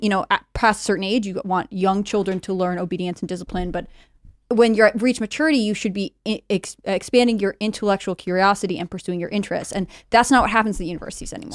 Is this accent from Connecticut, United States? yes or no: yes; Connecticut, United States; I grew up in Connecticut, Blue State.